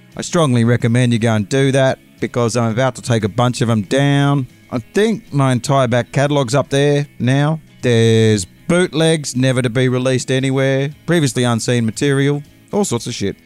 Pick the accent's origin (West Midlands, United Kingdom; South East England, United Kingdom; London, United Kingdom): London, United Kingdom; accent: English; I'm uh, visiting from London